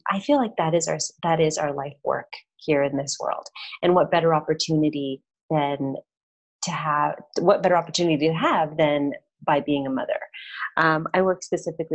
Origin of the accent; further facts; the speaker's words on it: Canada; moved away as an adult; also born or lived in Toronto, Canada; now in Medellin, Colombia; I'm Canadian.